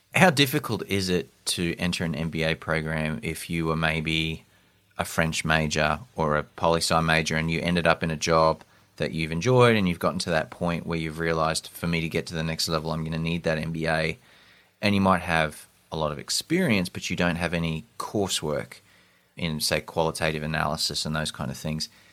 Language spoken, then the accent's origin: English; Australia; moved away as an adult; also born or lived in London; I'm from Australia